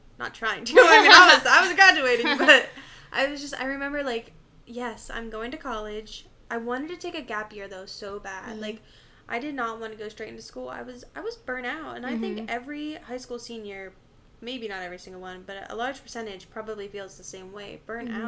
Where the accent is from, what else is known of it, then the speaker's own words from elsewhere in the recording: near Youngstown, Ohio, United States; I moved schools and went to, like, a larger, like, slightly larger little city just, like, outside of my hometown. And I freaking fell in love with the campus. It was Youngstown State University